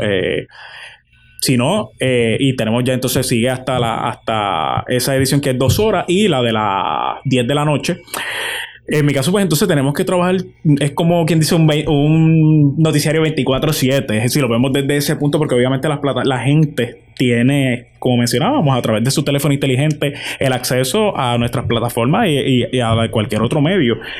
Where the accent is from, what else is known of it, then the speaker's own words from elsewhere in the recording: Puerto Rico; esa esencia que, que lleva a uno como boricua y, como hijo de cada de estos 78 pueblos que tiene la, isla del encanto